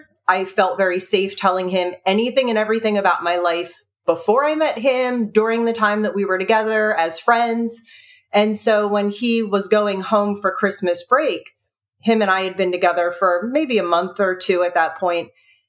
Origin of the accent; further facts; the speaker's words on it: New Jersey, United States; I was originally from New Jersey, even though I moved around a lot, came back home.